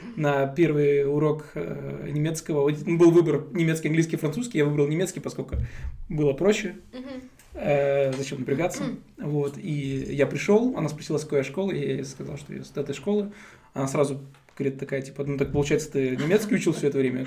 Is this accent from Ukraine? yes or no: no; Tashkent, Uzbekistan; moved away as an adult; now in Germany; родился и вырос я в Узбекистане, в городе Ташкенте. 20 лет я там прожил